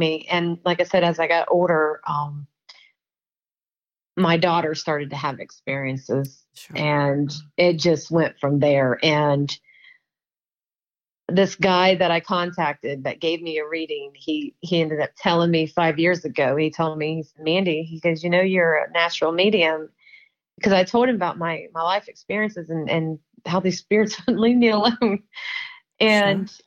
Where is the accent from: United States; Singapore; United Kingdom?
United States; Marion, Ohio; I'm from Marion, Ohio